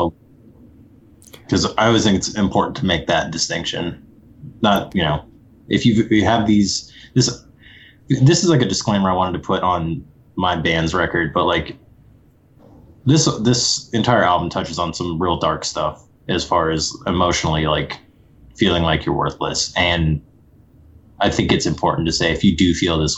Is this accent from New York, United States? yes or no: no; Ohio, United States; moved away; going back to my hometown after like a long time of not being there. So like when I go back to Ohio now